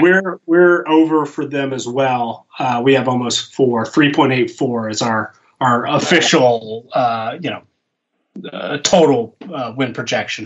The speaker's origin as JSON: {"language": "English", "town": "Atlanta", "region": "Georgia", "country": "United States", "tie": "born or raised there", "moved": "yes", "said": "I was born in Atlanta, lived in uh, you know my, my first twenty years or give or take in, in Metro Atlanta."}